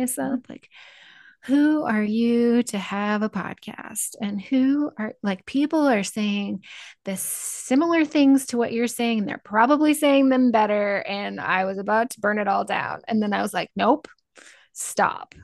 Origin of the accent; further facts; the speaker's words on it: Northeast Nebraska, United States; I grew up in Northeast Nebraska